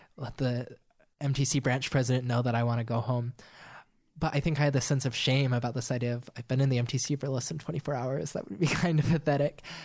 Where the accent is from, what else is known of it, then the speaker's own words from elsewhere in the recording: Monroe, Utah, United States; also born or lived in Richfield, Utah; I grew up in Richfield, Utah, and then we moved to Monroe